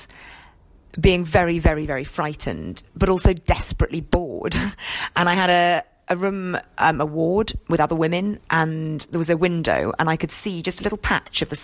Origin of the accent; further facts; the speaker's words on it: Scotland, United Kingdom; I grew up in Scotland, and my weekends were spent scrambling over the moors